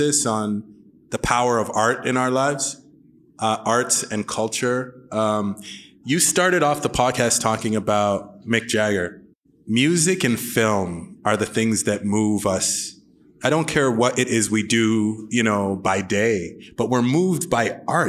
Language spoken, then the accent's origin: English; Sudbury, Ontario, Canada; Grew up in Sudbury